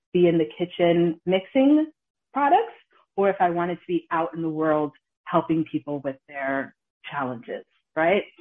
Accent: New York City, New York, United States; also born or lived in Connecticut / Massachusetts / Ghana; now in New Haven, United States; I'm from the Bronx

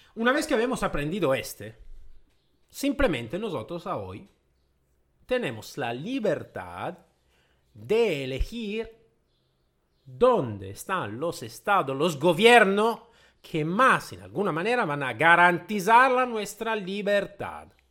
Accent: Italy; first language Italian; Spanish is a second language; yo soy de origen eh, itálica, ¿vale? El mi idioma madre es el italiano.

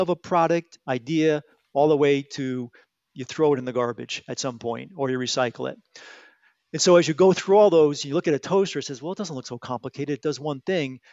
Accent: Bridgeport, Connecticut, United States; I'm a local guy. Um, I grew up in Bridgeport, Connecticut.

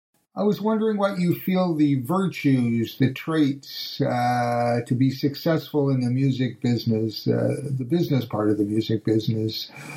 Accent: Edmonton, Alberta, Canada; growing up in Edmonton in the 60s was a very positive experience because there were so many bands, so many great players.

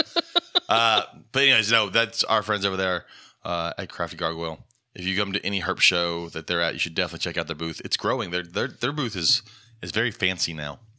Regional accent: Dothan, Alabama, United States; moved away; my hometown in Dothan, Alabama

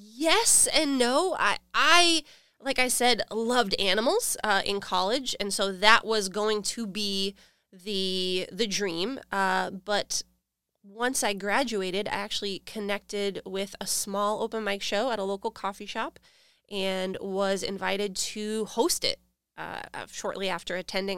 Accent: Rochester, New Hampshire, United States; moved away as an adult; now in South Florida, United States; I was born and raised in Rochester, New Hampshire

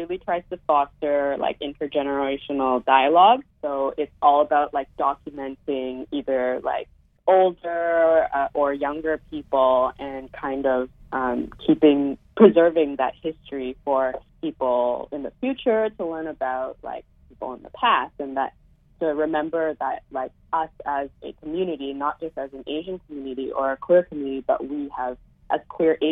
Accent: Calgary, Alberta, Canada; now in Toronto, Canada; I'm actually originally from Calgary, and I went to a small school, like, south of Calgary.

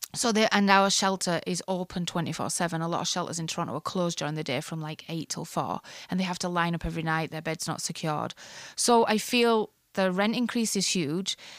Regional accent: Ireland; moved away as an adult; now in Canada; I grew up in the Catholic part of Ireland

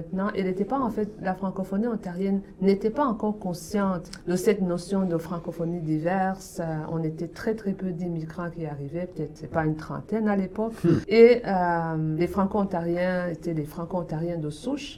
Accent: Burundi; moved away as an adult; also born or lived in Canada; now in Toronto, Canada; je viens du Burundi, en Afrique centrale. J'ai grandi et j'ai vécu là jusqu'à l'âge dans la vingtaine, quand j'ai quitté pour venir au Canada

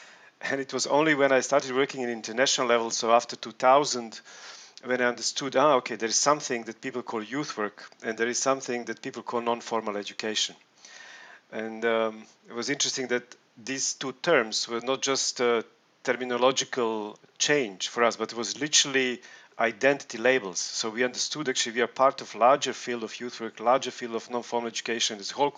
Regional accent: Belgrade, Serbia; I'm coming from Belgrade, Serbia.

